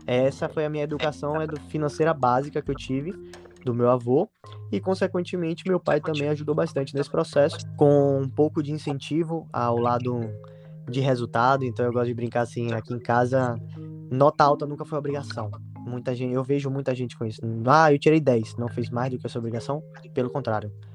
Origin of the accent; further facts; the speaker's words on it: Salvador, Bahia, Brazil; Eu sou de Salvador, na Bahia